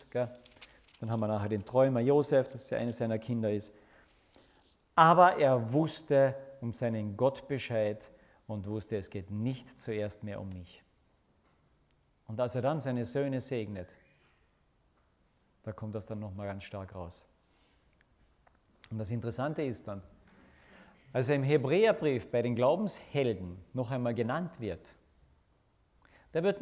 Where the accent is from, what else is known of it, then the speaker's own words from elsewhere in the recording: Austria; Wir sind doch gute Österreicher, gell?